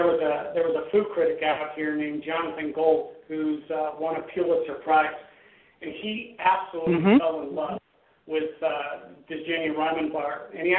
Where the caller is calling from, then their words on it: Los Angeles, California, United States; We're calling from Los Angeles, California.